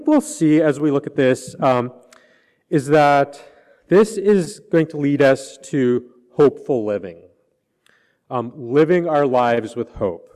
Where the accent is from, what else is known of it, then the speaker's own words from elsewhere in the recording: Canada; moved away; I'm from Canada